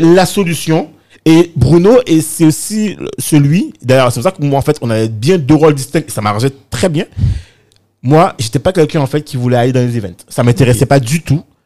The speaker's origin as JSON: {"language": "French", "country": "Guadeloupe", "also_born_or_lived": "Bedford, England / Paris, France", "moved": "yes", "said": "je suis parti de, de la Guadeloupe, enfin des Antilles, hein, enfin de la Caraïbe"}